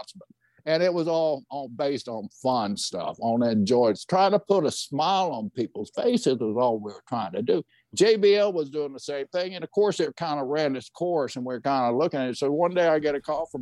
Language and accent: English; Oklahoma, United States; moved away; also born or lived in North Carolina; I'm Native American, so I never consider myself a white guy. I grew up in Oklahoma